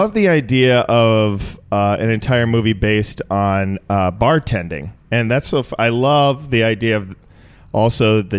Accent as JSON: {"language": "English", "region": "Minnesota", "country": "United States", "also_born_or_lived": "Chicago", "moved": "as an adult", "lives_now": "Los Angeles, United States", "said": "I'm from Minnesota. It's a little..."}